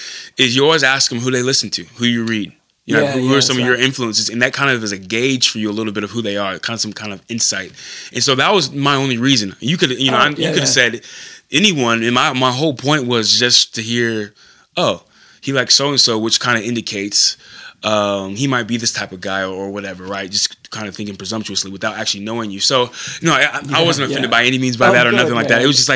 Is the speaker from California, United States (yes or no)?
yes; California, United States; moved away as an adult; I'm originally from California, moved out here, went to Simpson College